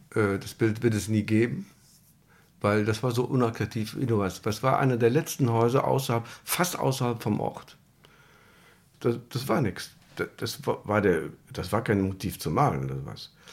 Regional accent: Germany; Bei einem Bombenangriff geboren hier im Krankenhaus.

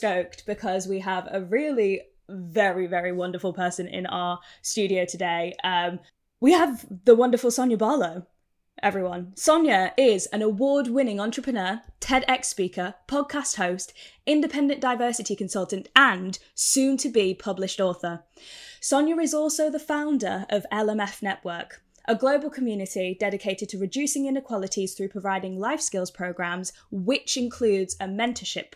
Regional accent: United Kingdom; accent: northern; my accent is not estuary though. Like, it's just like it's northern

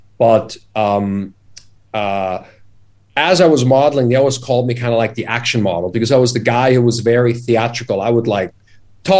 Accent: Vorblaufen, outside Bern, Switzerland; moved away as an adult; I was a kid from Switzerland, from Vorblaufen, which is outside of Bern

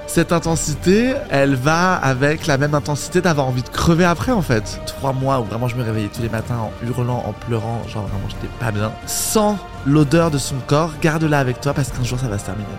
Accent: Paris, Île-de-France, France; je suis né à Paris

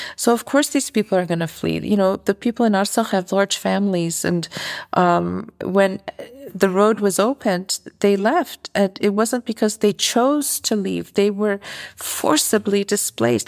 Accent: Canada; moved away as an adult; now in Armenia; I'm from North America originally. I'm from Canada

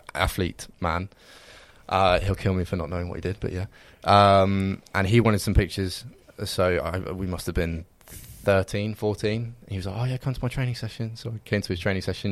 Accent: Reading, South East England, United Kingdom; I'm from Reading

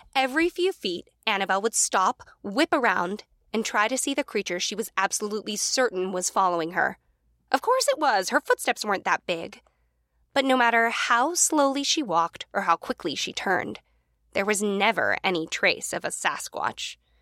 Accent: United States; also born or lived in New York; now in Los Angeles, United States; we as Americans

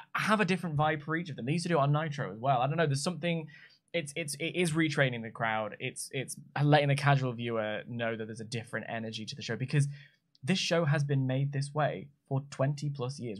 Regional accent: United Kingdom; I'm a YouTuber from Britain

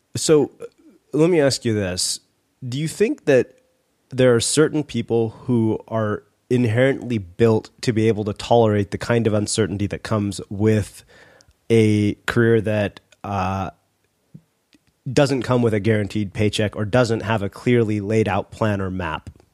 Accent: Texas, United States; I grew up in Texas

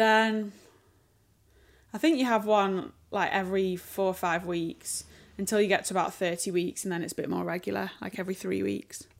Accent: Sheffield, Yorkshire and the Humber, United Kingdom; accent: northern; also born or lived in London; I'm from Sheffield

